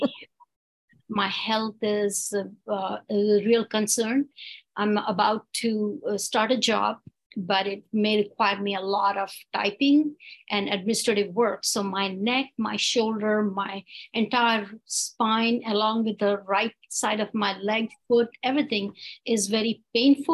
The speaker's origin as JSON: {"language": "English", "country": "India", "moved": "yes", "lives_now": "United States", "said": "Well, I'm right now I live in America. But I'm from India originally."}